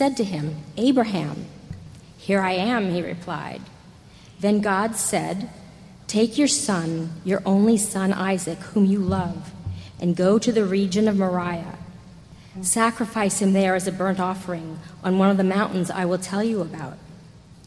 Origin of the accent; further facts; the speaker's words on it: New York City, New York, United States; I was born right here in New York City, about 25 blocks from Trinity, 62 years ago.